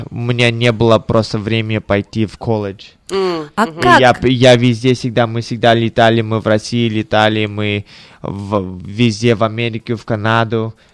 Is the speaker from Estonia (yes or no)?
yes; Tallinn, Harju County, Estonia; born there; Да, ну, я, я родился в Таллине, в Эстонии. И э, я когда был маленькие, у мои родители тоже были мало, очень молодые, и а, моя бабушка и дедушка жили в Запорожье, в Украине